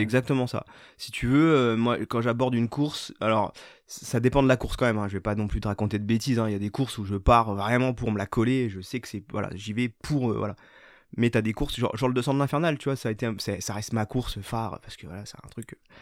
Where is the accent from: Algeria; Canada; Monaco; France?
France; Raon-l'Étape, Grand Est; moved away as an adult; also born or lived in Saint-Dié / Nancy; now in Paris, France; je suis né à Raon, j'ai grandi à Raon